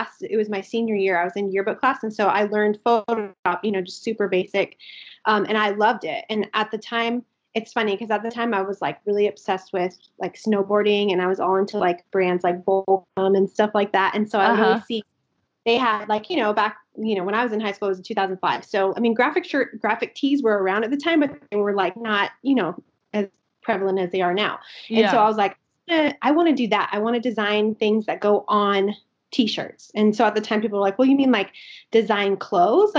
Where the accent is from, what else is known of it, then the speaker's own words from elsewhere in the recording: Albuquerque, New Mexico, United States; I am from Albuquerque, New Mexico. I've lived here my entire life. So I'm born and raised.